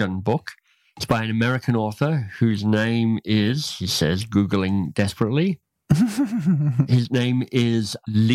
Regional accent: Australia; moved away as an adult; also born or lived in United States; I grew up in Australia

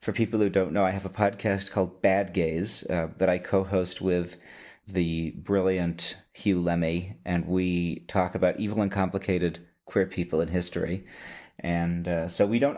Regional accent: Boston, Massachusetts, United States; moved away as an adult; now in Berlin, Germany; I am from the Boston metropolitan area

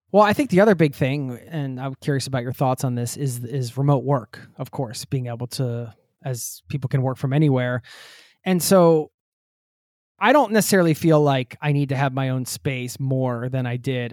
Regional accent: United States; the US, my home country

